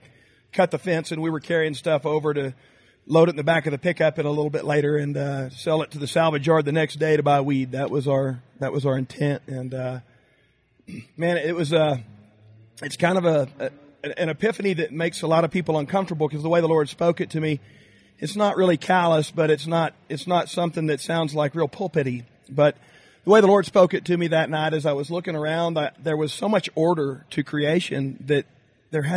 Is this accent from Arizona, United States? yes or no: no; Graham, Texas, United States; I'm from Graham, Texas, a little town just northwest of Dallas-Fort Worth